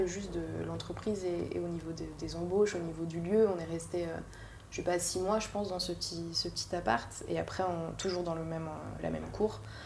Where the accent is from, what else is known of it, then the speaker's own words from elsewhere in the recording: Paris, Île-de-France, France; je suis née à Paris, j'ai grandi à Paris, dans, le, enfin, dans 11e